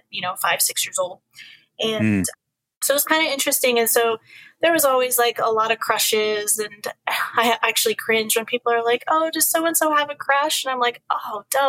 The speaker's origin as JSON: {"language": "English", "region": "Alaska", "country": "United States", "tie": "born or raised there", "also_born_or_lived": "Washington", "said": "we moved to Alaska from Washington"}